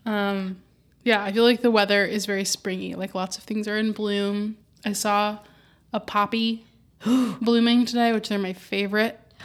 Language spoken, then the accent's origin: English; Southern California, United States; now in Los Angeles, United States; I'm still from Southern California